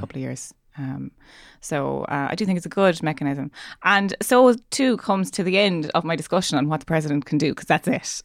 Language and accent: English; Ireland; me being Irish